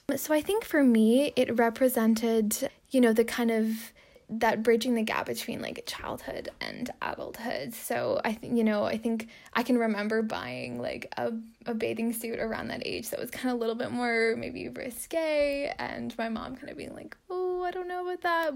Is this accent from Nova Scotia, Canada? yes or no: no; Alliston, Ontario, Canada; I'm from a small town just north of Toronto called Alliston